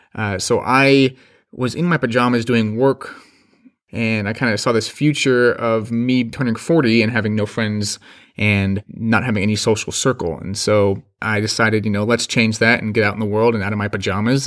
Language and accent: English; Phoenix, Arizona, United States; I am from Phoenix, Arizona